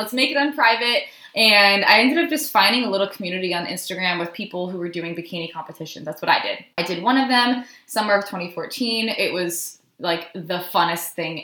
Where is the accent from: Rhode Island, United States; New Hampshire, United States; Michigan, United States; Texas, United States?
Rhode Island, United States; moved away; I ended up doing this little program at my gym in Rhode Island. I'm from Rhode Island